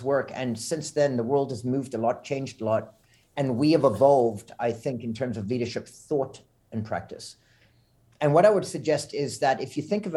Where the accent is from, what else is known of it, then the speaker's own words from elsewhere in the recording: South Africa; moved away; also born or lived in Montreal, Canada / Florida, United States / Bermuda; growing up in South Africa